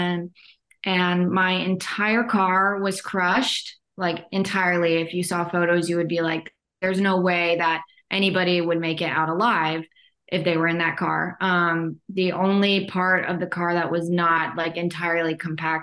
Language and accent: English; Phoenix, Arizona, United States; now in Indiana, United States; I was born in Phoenix, Arizona